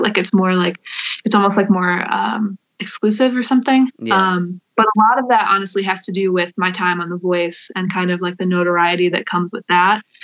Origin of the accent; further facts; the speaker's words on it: Wakeman, Ohio, United States; I grew up in Wakeman